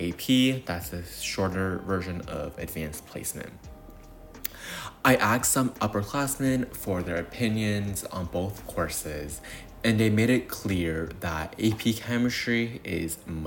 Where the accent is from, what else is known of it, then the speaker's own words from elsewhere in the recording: New York City, New York, United States; I was born and raised in New York City